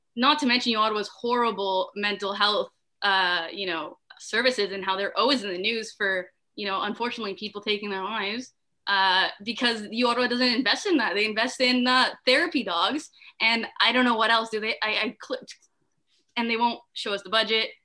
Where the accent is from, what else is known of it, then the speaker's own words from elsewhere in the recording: Ottawa, Ontario, Canada; I'm from Ottawa. I go to the University of Ottawa